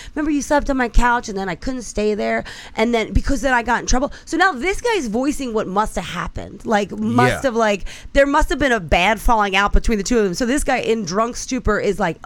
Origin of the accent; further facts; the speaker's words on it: Delaware County, Pennsylvania, United States; I'm from Delco